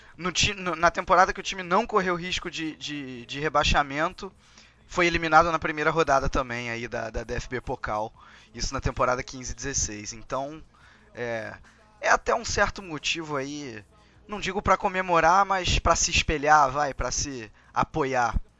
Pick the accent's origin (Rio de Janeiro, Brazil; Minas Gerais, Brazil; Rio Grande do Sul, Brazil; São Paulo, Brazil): Rio de Janeiro, Brazil; accent: carioca